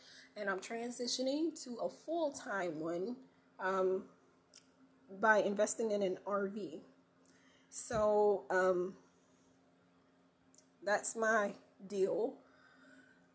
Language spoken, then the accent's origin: English; North Carolina, United States; I'm a country girl born and raised in North Carolina